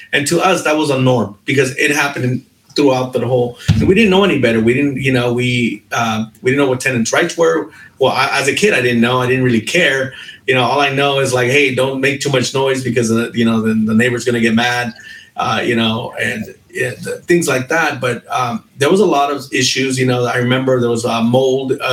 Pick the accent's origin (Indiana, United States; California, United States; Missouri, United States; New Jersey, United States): California, United States; Long Beach; I grew up in Long Beach as well.